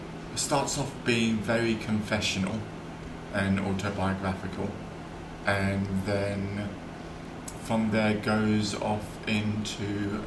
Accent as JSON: {"language": "English", "region": "London", "country": "United Kingdom", "tie": "born or raised there", "said": "but I'm also a Londoner"}